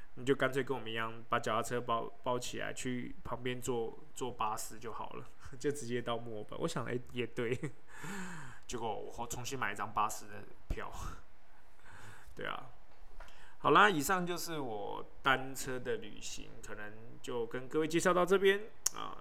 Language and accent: Chinese; Taiwan; 我是台湾人，好吗